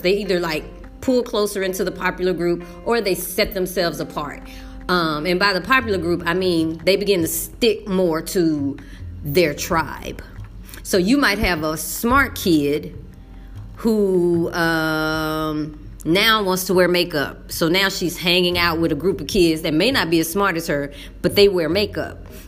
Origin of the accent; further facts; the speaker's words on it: Texas, United States; moved away; as a brown woman, as a English speaker, and as a Texan